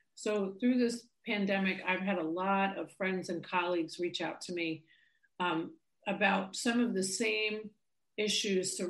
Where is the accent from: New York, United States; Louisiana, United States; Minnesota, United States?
New York, United States; I'm from New York